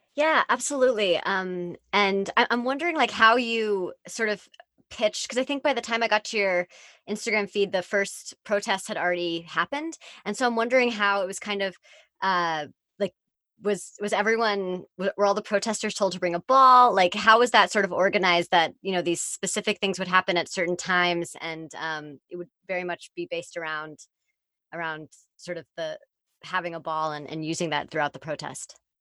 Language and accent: English; Bay Area, California, United States; growing up in the Bay Area